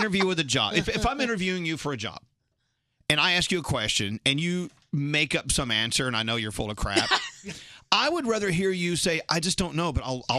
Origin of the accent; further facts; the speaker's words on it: Dallas, Texas, United States; also born or lived in McKinney, Texas / Philadelphia; now in New York City, United States; I was born and raised in Dallas.